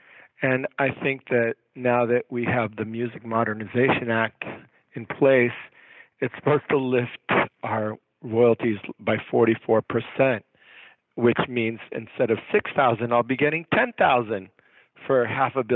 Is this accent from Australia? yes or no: no; Gainesville, Florida, United States; also born or lived in Miami, Florida / Havana, Cuba; I was born in Gainesville, Florida, on a dairy ranch